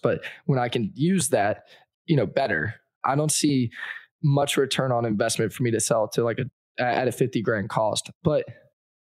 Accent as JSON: {"language": "English", "region": "Northeast", "country": "United States", "said": "I'm from the Northeast"}